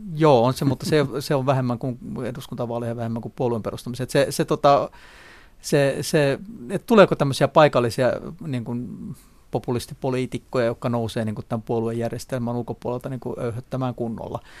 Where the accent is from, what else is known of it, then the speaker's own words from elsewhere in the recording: Klaukkala, Uusimaa, Finland; moved away; vanha kotikyläni Klaukkalan